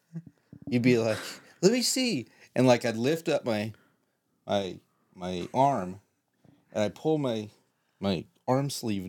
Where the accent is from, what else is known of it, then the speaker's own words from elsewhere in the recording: Canada; As a Canadian, I know that those are not very Canadian.